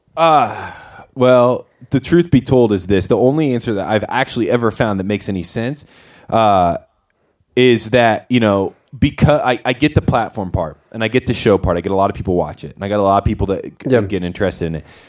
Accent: Winona Lake, Indiana, United States; moved away as an adult; now in Golden, Colorado, United States; I grew up in Indiana, northern Indiana, a place called Winona Lake.

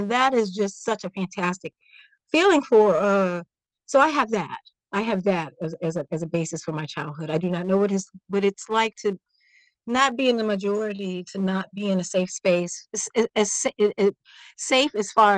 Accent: Washington, District of Columbia, United States; moved away as an adult; also born or lived in Belgium; now in Sweden; I know I've been to Ohio because I'm from Washington, D.C.

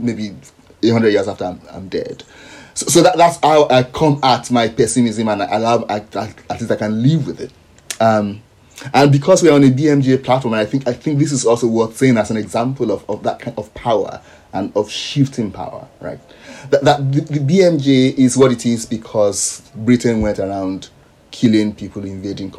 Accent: Nigeria; now in Sydney, Australia; I'm speaking as a Nigerian now, part of that push is convincing, say, my friends and colleagues back home in Nigeria

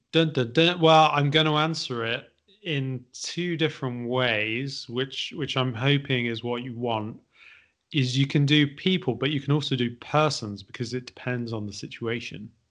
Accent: Midlands, United Kingdom; I'm from the Midlands

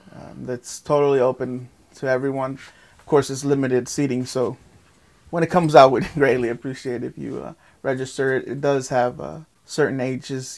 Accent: Lake Worth, Florida, United States; also born or lived in Guatemala; I grew up in North F Street, North A Street, off of uh, literally the next block over, um, next to Hatch.

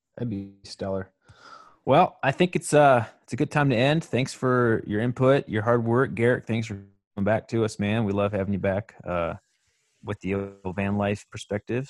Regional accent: Michigan, United States; that's where my home state is

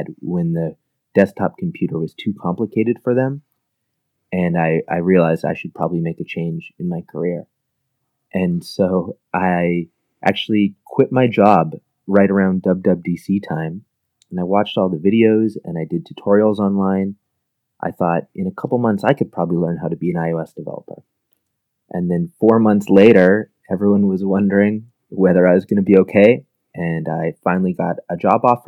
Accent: middle of Canada, central Canada, Canada; I'm actually a Canadian, and I come from the middle of Canada, which is kind of surprising to a lot of people. It's about halfway between Toronto and Vancouver.

